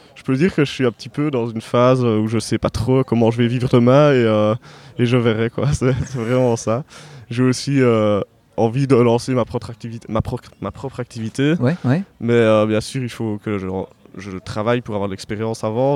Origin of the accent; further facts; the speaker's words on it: Herve plateau, about twenty kilometres from Liège, Wallonia, Belgium; now in Liège, Belgium; si je suis né à Liège, mais j'ai pas grandi à Liège, donc j'ai grandi à une, vingtaine de kilomètres d'ici, dans la campagne, donc, voilà. sur le plateau de Herve au milieu des champs